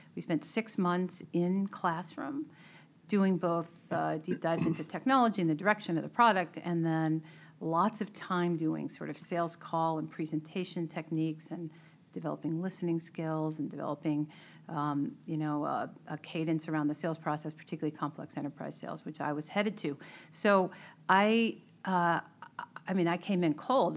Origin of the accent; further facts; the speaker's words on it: Melrose, Massachusetts, United States; I grew up in Melrose.